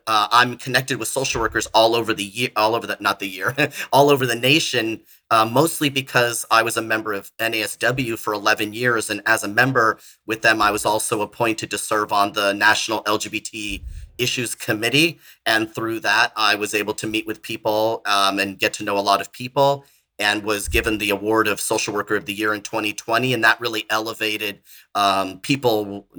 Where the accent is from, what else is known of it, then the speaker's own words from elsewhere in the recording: California, United States; moved away as an adult; now in Florida, United States; I'm from California originally. I moved to Florida in 2013